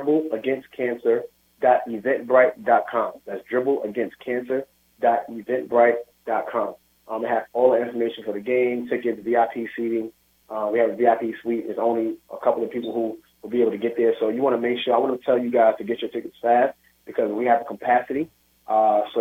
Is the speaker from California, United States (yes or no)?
no; New York City, New York, United States; I grew up in the Williamsburg Projects, single mother, father got killed when I was young.